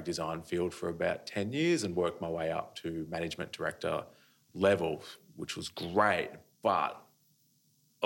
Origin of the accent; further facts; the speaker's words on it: Australia; I'm an Australian artist